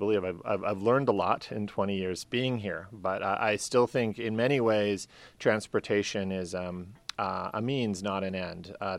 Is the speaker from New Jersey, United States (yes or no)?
no; California, United States; also born or lived in Bay Area, United States; I grew up in Southern California, moved to the Bay Area in 1985, and just kind of fell in love with Berkeley, Oakland, San Francisco, the Bay Area cities